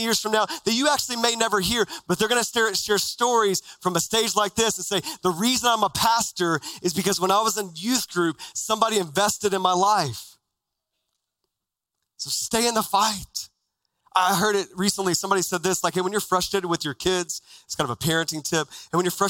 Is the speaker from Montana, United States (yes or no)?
no; Texas, United States; now in Phoenix, United States; as a kid growing up in Texas